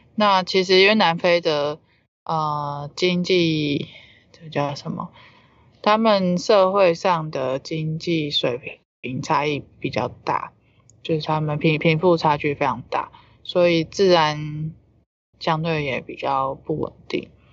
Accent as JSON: {"language": "Chinese", "country": "Taiwan", "said": "我以身为台湾人"}